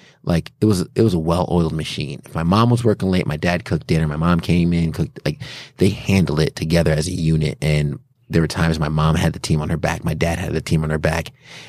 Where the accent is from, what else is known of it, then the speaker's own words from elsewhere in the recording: New York, United States; born there; Yeah, I was born in New York.